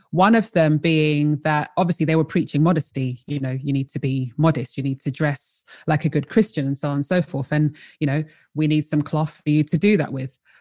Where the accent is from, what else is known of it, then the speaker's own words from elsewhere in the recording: London, United Kingdom; also born or lived in Colchester; I was born in Colchester and raised in London.